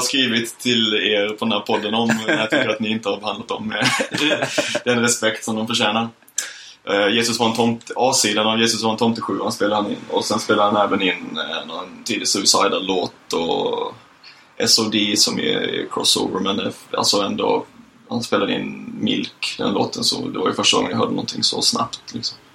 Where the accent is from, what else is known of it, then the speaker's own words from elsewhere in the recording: Lund, Skåne, Sweden; now in Gothenburg, Sweden; hade vi en punkare på gården hemma i Lund